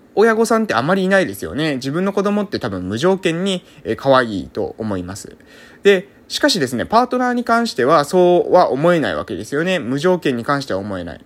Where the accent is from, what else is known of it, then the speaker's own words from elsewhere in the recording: Amami Ōshima, Kagoshima, Japan; moved away as an adult; also born or lived in Fukuoka; 現在は、え奄美大島某村、ここは私の地元なんですけども、そこに、え帰ってきて